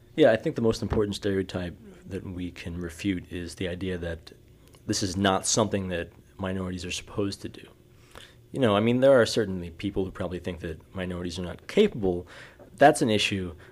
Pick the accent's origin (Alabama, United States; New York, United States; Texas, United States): New York, United States; New York City; moved away; I'm a violist from New York City or, originally